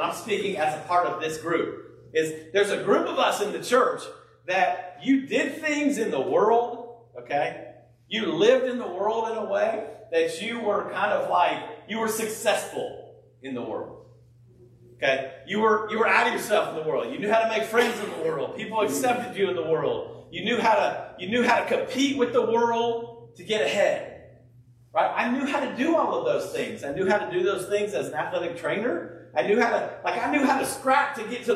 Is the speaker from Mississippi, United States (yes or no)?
no; California, United States; I grew up in California